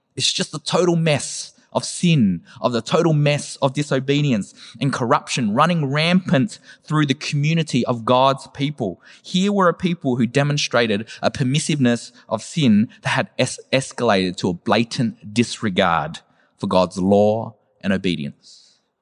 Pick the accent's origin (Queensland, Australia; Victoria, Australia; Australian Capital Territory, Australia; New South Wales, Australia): Victoria, Australia; Werribee; I'm from Werribee